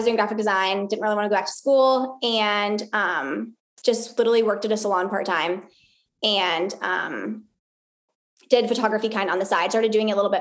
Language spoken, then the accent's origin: English; Arizona, United States; moved away as an adult; now in Pensacola, United States; before that, I'm from Arizona